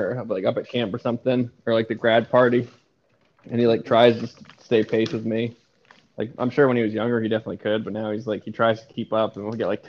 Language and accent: English; Portland, Maine, United States; moved away; growing up in Maine